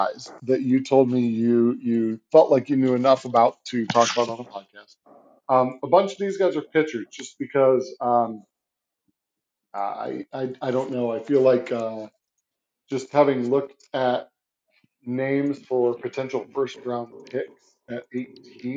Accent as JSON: {"language": "English", "town": "St. Louis", "region": "Missouri", "country": "United States", "tie": "born or raised there", "lives_now": "Kansas City, United States", "said": "growing up in St. Louis, I'm a huge Cardinals fan, but I currently live in Kansas City"}